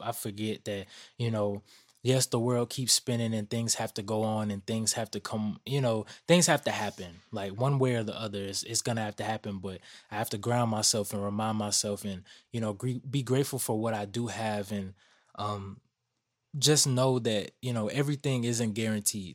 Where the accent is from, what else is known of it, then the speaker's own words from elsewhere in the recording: Atlanta, Georgia, United States; growing up in Atlanta